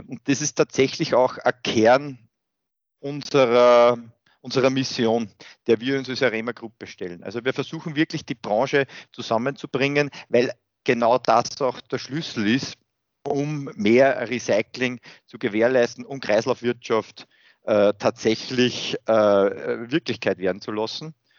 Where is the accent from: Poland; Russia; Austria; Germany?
Austria; ich bin an und für sich in einer sehr behüteten ländlichen Umgebung aufgewachsen hier in Österreich